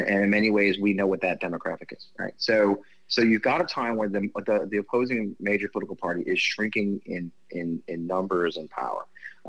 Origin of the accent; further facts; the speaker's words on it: Missouri, United States; I'm Italian and English. I grew up in Missouri